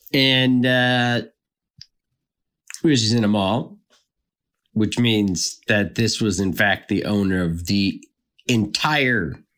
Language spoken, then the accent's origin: English; Youngstown, Ohio, United States; I'm from Youngstown, Ohio, and I've been serving for different restaurants in the area for about 10 years.